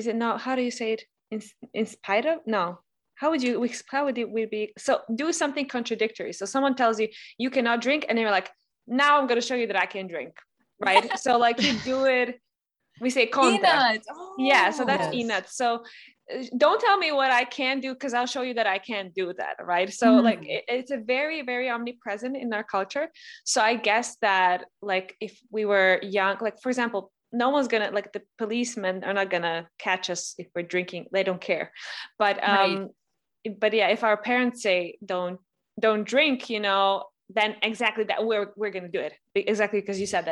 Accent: Serbia

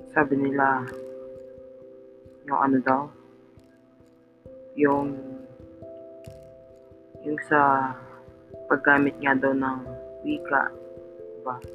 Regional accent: Philippines; kinalakihan ko kasi yung wikang Tagalog. Kaya, para sa akin, Pilipino ako, di ba? Kasi nakakaunawa ako at nakakapagsalita ako ng Tagalog.

